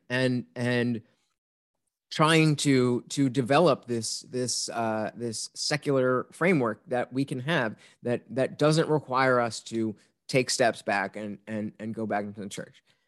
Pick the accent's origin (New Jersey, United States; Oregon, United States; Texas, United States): New Jersey, United States; growing up in Jersey without guns or hunting